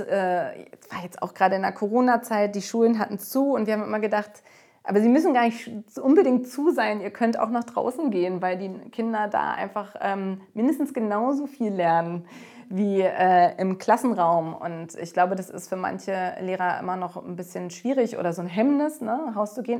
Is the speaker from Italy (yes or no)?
no; Berlin, Germany; Berlin, ich meine, das ist meine Heimat, das ist auch die Heimat von Katharina und äh, das ist unsere Mutterstadt sozusagen